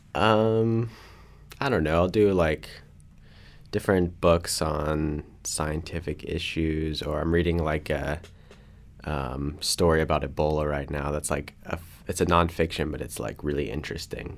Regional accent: Kannapolis, North Carolina, United States; I'm from Kannapolis, North Carolina, near Charlotte.

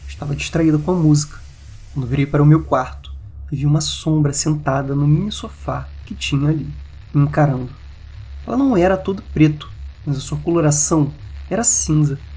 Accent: Areado, Minas Gerais, Brazil; Sou de Areado, que é uma cidade minúscula no sul de Minas

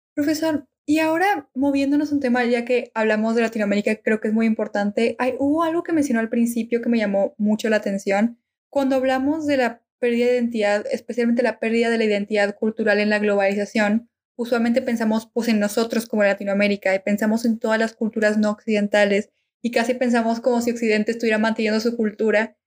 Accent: Argentina; now in Mexico; soy argentina

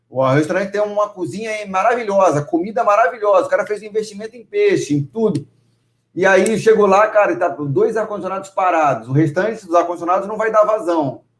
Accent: Vila Velha, Espírito Santo, Brazil; Eu sou de Vila Velha.

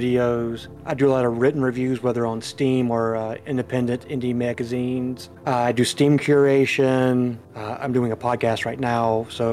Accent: United States; I'm from the United States. I live on the east side of the United States

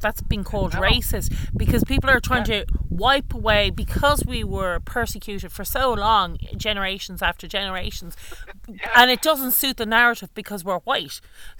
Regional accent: Ireland; I've never identified as a white person. I've always identified as Irish

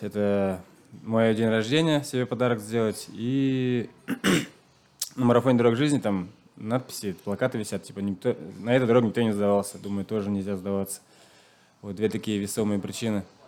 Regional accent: Nizhniye Tatmyshi, Chuvashia, Russia; first language Chuvash; Russian is a second language; сам я из Чувашской республики. Родился в деревне. Э, чуваш, чувашский язык знаю. Вообще русский язык учил

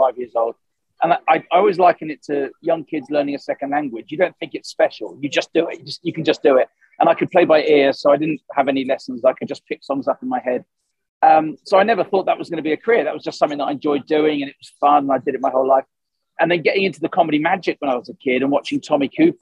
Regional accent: Suffolk, East of England, United Kingdom; moved away; also born or lived in Essex; I'm a Suffolk boy originally

